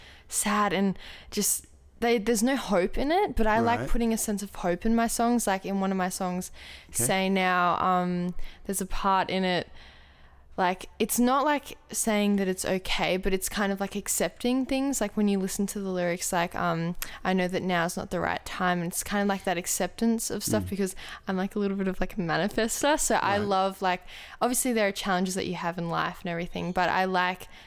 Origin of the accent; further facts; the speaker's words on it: Australia; also born or lived in Germany; I moved here when I was 2. So definitely more Australian than German